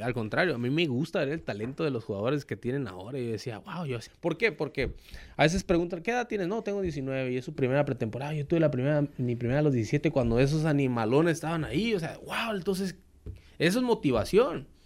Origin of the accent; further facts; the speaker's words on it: Tabasco, Mexico; moved away as an adult; now in Hermosillo, Mexico; en Tabasco, en donde mi tierra me vio nacer